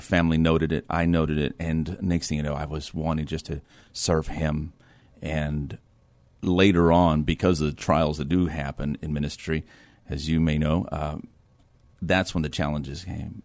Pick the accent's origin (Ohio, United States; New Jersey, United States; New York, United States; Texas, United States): Texas, United States; Edinburg; moved away as an adult; now in New Braunfels, United States; I'm from Edinburgh, Texas